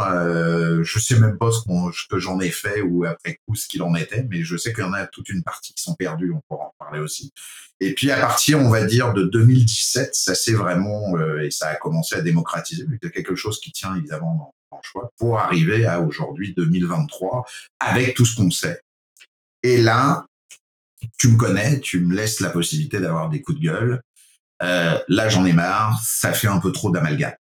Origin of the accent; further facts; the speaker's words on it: France; accent: French (from France); moved away as an adult; now in Quebec, Canada; vu mon accent français d'origine, euh, fier de l'être citoyen canadien, désormais canadien depuis 12 ans. Euh, depuis mon arrivée au Québec